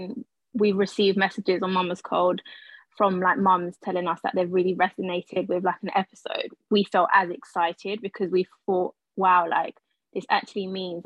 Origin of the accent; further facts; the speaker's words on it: Colombia; moved away; we're from Colombia